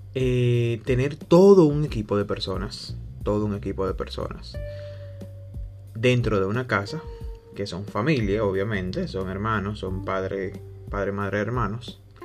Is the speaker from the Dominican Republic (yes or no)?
yes; Dominican Republic; soy de la República Dominicana